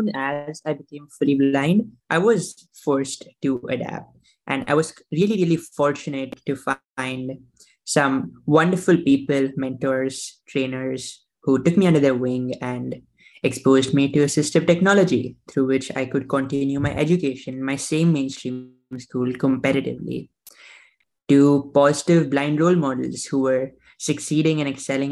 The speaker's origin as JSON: {"language": "English", "town": "Mumbai", "region": "Maharashtra", "country": "India", "tie": "born or raised there", "moved": "yes", "lives_now": "United States", "said": "I was born in Mumbai, India, and I have an elder sister. I have my parents, all of whom are still back at home there"}